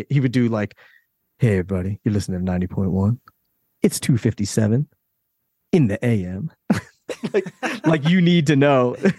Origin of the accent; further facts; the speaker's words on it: Philadelphia, Pennsylvania, United States; So I'm from Philly.